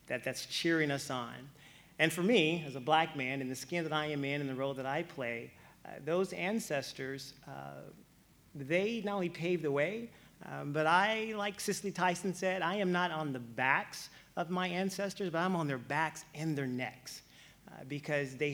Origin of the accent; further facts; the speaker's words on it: Louisiana, United States; moved away; So I'm from Louisiana